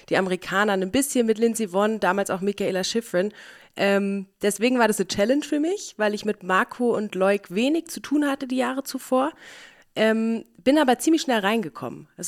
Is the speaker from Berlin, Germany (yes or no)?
yes; Berlin, Germany; Ich komme nämlich aus Berlin eigentlich und jeder fragt mich, wie kann man da Skifahren?